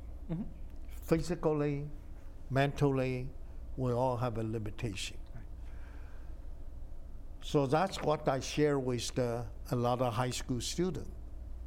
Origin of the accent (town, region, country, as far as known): Taiwan; born or raised there; English is a second language; moved away as an adult; also born or lived in China / Shanghai; now in United States